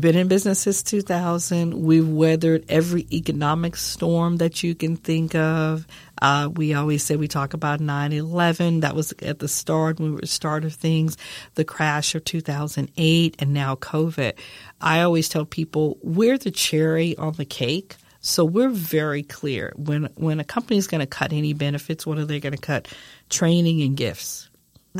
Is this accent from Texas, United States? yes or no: yes; San Antonio, Texas, United States; I'm from San Antonio, Texas, born and raised